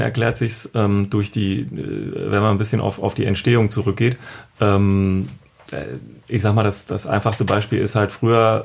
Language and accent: German; Düsseldorf, North Rhine-Westphalia, Germany; ich komme aus Düsseldorf